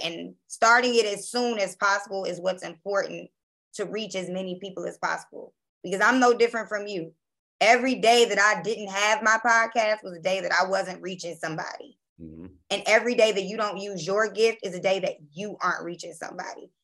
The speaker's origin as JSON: {"language": "English", "town": "Baltimore", "region": "Maryland", "country": "United States", "also_born_or_lived": "Jackson, Mississippi", "moved": "yes", "lives_now": "New Orleans, United States", "said": "I'm from Baltimore, Maryland, by way of Jackson, Mississippi. And I live in New Orleans, Louisiana."}